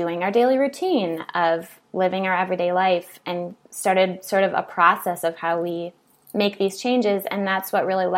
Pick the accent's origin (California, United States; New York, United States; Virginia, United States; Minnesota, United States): Minnesota, United States; So I grew up in Minnesota. I'm from a really, really small town that's very homogenous.